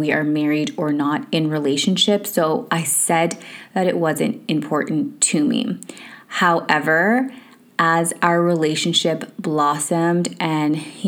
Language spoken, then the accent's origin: English; Canada; moved away as an adult; also born or lived in United Kingdom; we grew up in Canada